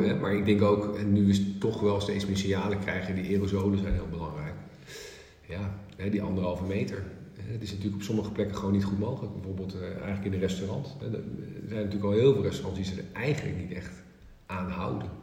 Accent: northern Netherlands, Netherlands; als Noorderling

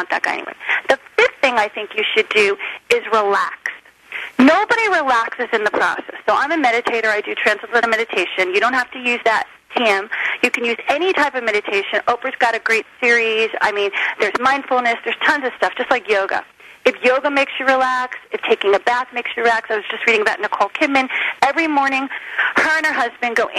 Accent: Short Hills, New Jersey, United States; also born or lived in Miami, Florida; now in California, United States; I grew up in Short Hills, New Jersey

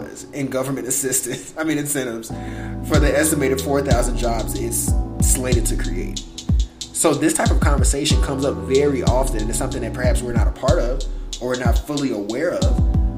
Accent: Chicago, Illinois, United States; I'm from Chicago

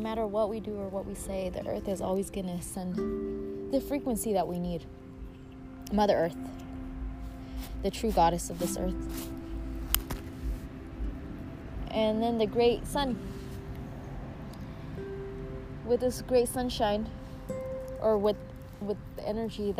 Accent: Mexico; I was born in Mexico

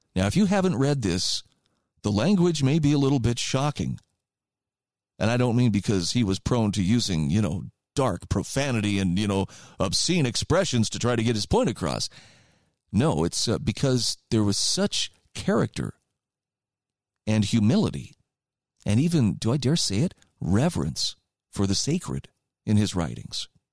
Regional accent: United States

